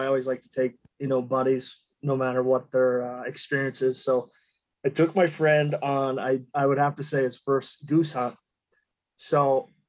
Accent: Minnesota, United States; now in Denver, United States; Currently out of Denver, and I grew up in Minnesota

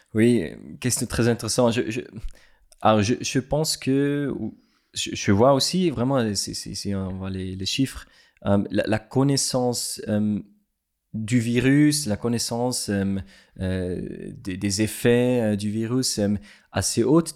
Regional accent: Switzerland; French is a second language; also born or lived in Lesotho; je suis suisse

